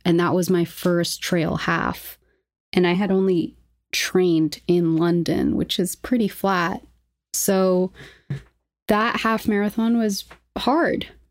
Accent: Lima, Peru; moved away; also born or lived in New York; I grew up in Lima, Peru, so shout out to Markham College

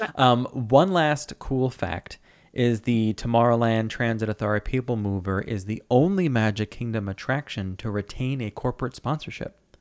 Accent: New York City, New York, United States; I'm from New York

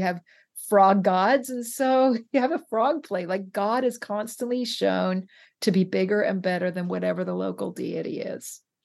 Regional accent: West Coast, United States; I'm from the West Coast.

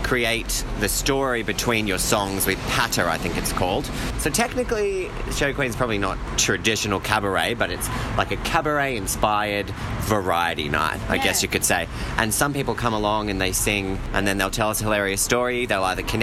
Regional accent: Sydney, New South Wales, Australia; I am from Sydney, from Penrith

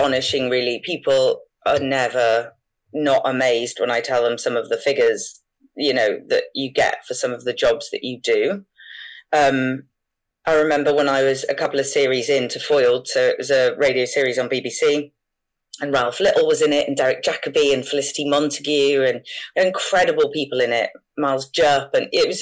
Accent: Wales, United Kingdom; Obviously, I'm from Wales and I'm from quite a small place

